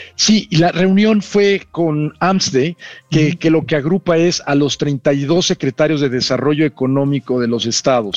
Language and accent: Spanish; Mexico; Somos embajadores de México